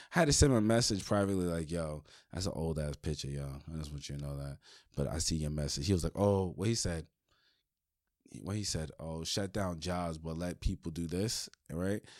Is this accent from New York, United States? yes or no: yes; New York City, New York, United States; I'm from Brooklyn